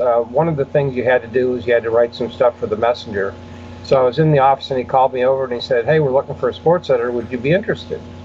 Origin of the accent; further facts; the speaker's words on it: Buffalo, New York, United States; I grew up near Buffalo, New York.